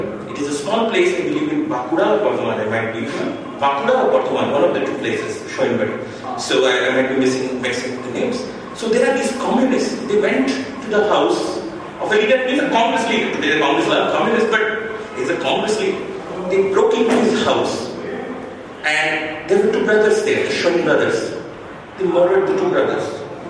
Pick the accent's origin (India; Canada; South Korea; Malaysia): India; West Bengal; So I'm from Bengal.